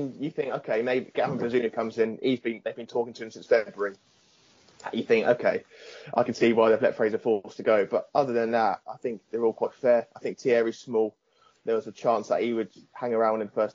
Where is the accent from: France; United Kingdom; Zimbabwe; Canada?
United Kingdom; Southampton, South East England; I'm from Southampton